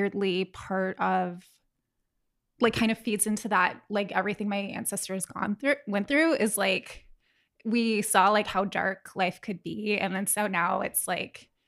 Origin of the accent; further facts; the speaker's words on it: Tampa, Florida, United States; moved away as an adult; also born or lived in New York City, New York; now in Los Angeles, United States; I was born in New York, but raised in Florida